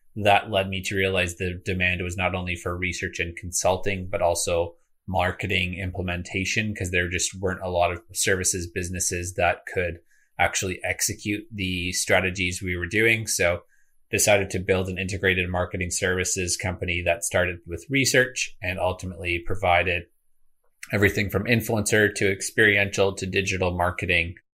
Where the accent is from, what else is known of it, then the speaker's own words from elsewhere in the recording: greater Toronto area, Ontario, Canada; I actually grew up in kind of the greater Toronto area as well as a small town an hour east of this city, uh, for about a decade.